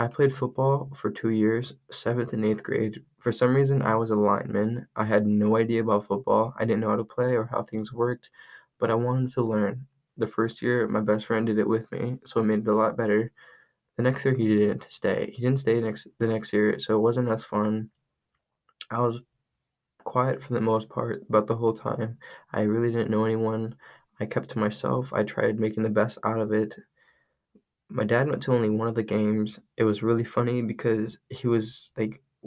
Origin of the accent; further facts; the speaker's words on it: Sioux City, Iowa, United States; I was born on March 14th, 2004, down in Sioux City, Iowa